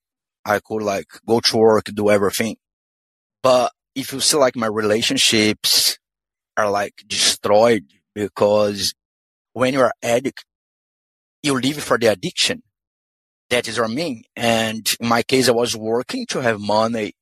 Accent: Brazil; English is a second language; moved away as an adult; also born or lived in London; now in Australia; how you can see if it is a strong accent. I'm from Brazil. And then when I was 21 years old, I moved to London.

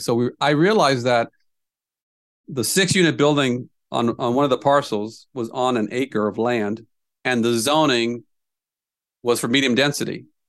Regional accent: Indiana, United States; now in Des Moines, United States; I'm from Indiana originally

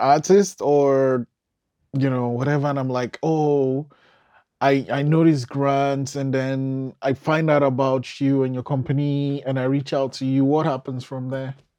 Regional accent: Nigeria; moved away; I'm originally from Nigeria

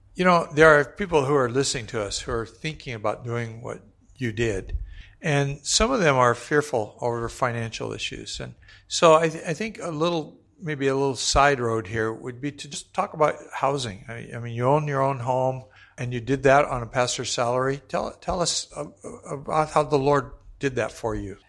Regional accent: Hawaii, United States; I came from Hawaii

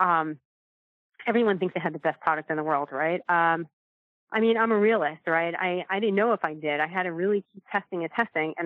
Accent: New York, United States; now in California, United States; I'm in California now. I'm from New York originally

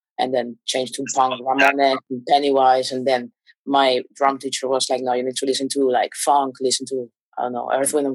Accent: Caracas, Capital District, Venezuela; English is a second language; moved away as an adult; also born or lived in Portugal; I was born in Caracas, in the capital

